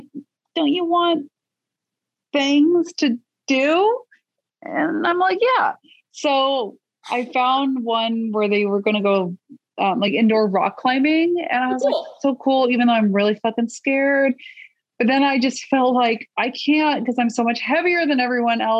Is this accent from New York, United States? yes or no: no; California, United States; I'm from California.